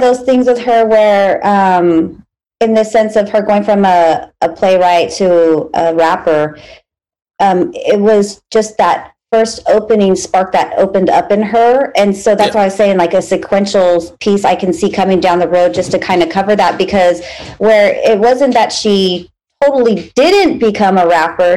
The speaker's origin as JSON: {"language": "English", "country": "United States", "said": "I'm American. I'm American"}